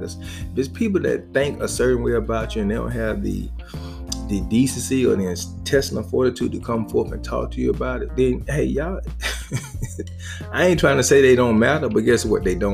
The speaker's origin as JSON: {"language": "English", "region": "the South", "country": "United States", "said": "I'm a boy from the South"}